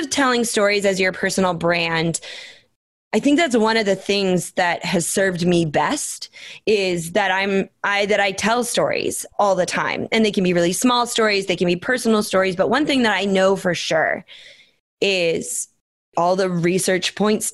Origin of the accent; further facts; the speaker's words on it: Minnesota, United States; moved away; also born or lived in Phoenix, Arizona; I grew up in Minnesota